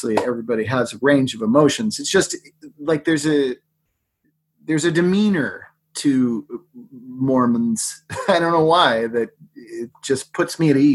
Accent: Massachusetts, United States; a Irish Catholic from friggin' Massachusetts

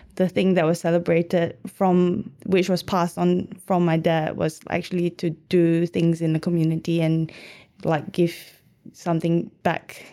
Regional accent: Malaysia; now in Melbourne, Australia; I'm from Malaysia

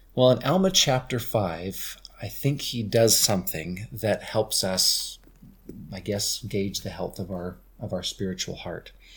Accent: St. George, Utah, United States; he asked, "Elder, where are you from?" And I said, "Saint George,"

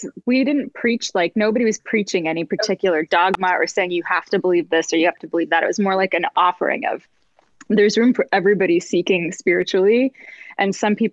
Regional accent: Canada; moved away as an adult; also born or lived in New York / Los Angeles; I'm from like small town Canada

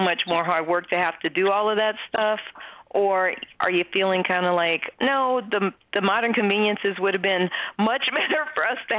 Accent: New Orleans, Louisiana, United States; growing up in New Orleans like I did, I grew up in a household where we cook.

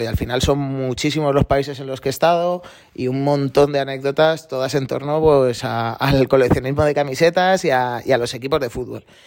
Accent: Galapagar, Community of Madrid, Spain; del Galapagar, del equipo de mi pueblo allí en Madrid

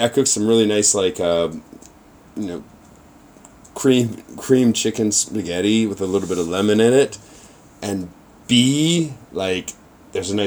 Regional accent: Chicago, Illinois, United States; now in Tokyo, Japan; I'm from Chicago

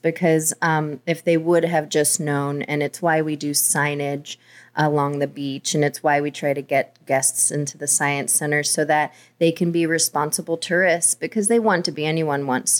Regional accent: Oklahoma, United States; born there; I was born in Oklahoma.

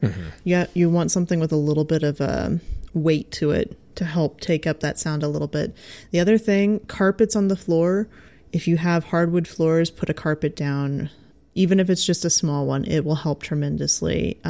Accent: Midwest, United States; I think both you and I have a slight advantage with the fact that we're from the Midwest.

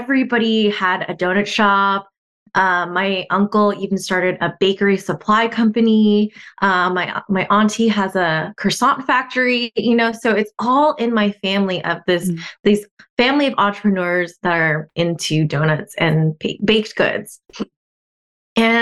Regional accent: Southern California, United States; I was born here in Southern California, just another Southern California girl.

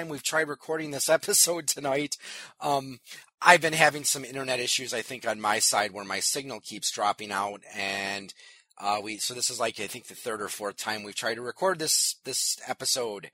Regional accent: New Berlin, Wisconsin, United States; I grew up in New Berlin. It's a part of Waukesha County, southeast Wisconsin

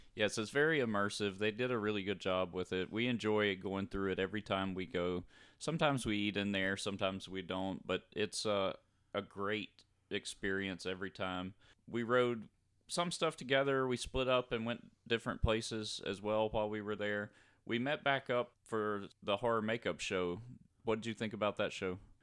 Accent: North Louisiana, United States; growing up in North Louisiana

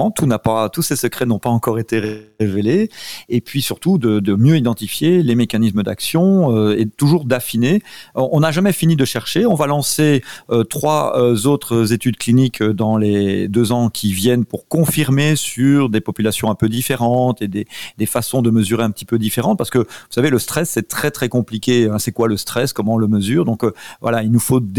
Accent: France; on est français d'abord quand même.

